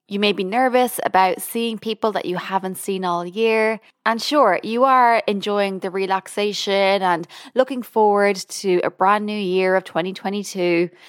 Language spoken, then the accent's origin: English; Ireland; moved away as an adult; now in United States; I'm Irish. I've only lived in America for over a year